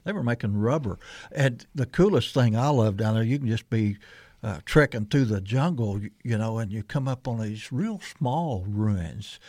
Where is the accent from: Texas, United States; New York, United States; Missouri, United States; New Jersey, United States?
Missouri, United States; Missouri Bootheel, United States; I grew up just hey, 250 miles from here down in the swamp to the Boot Hill